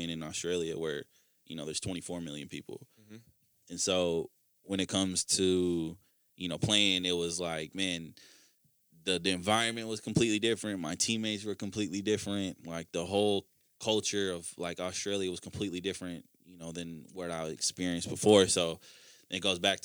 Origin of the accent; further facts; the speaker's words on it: Minnesota, United States; a kid from Minnesota